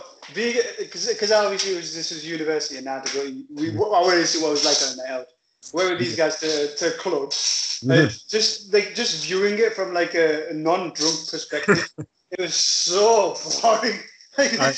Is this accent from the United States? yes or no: no; Middlesbrough, North East England, United Kingdom; I was born in Britain, in Middlesbrough, yeah. South Cleveland Hospital.